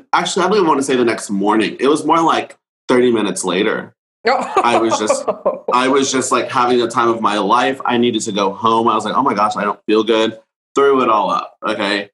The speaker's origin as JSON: {"language": "English", "town": "Dallas", "region": "Texas", "country": "United States", "tie": "born or raised there", "said": "I grew up here. This is my only home. I've never lived anywhere else"}